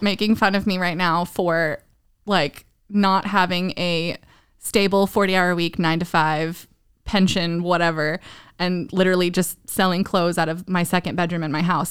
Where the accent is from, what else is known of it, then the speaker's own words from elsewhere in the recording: Southern Maryland, United States; moved away as an adult; also born or lived in Northern Virginia / San Diego; now in Nashville, United States; I grew up in Southern Maryland